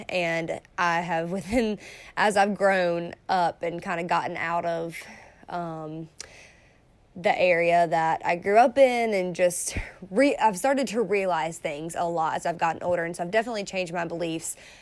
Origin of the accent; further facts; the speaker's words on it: the South, United States; I grew up in the South. I've lived in three parts of the South, so it's not just in, in one state